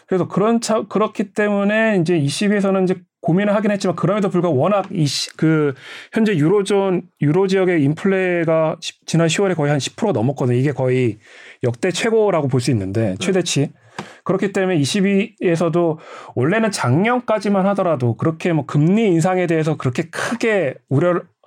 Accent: South Korea; 난 한국인이다

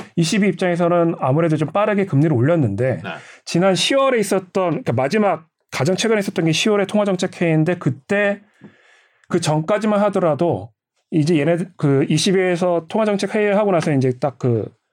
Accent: South Korea; 난 한국인이다

